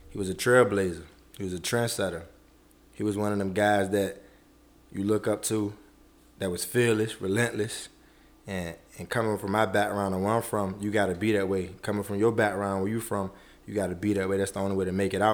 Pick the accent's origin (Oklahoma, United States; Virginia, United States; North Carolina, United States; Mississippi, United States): Virginia, United States; Norfolk; I'm from Norfolk